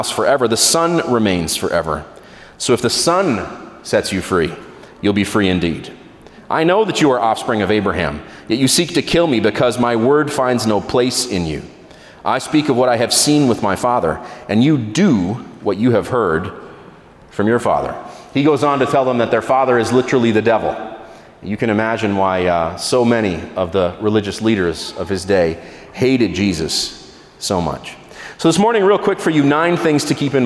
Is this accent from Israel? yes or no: yes; Israel; I grew up in Israel.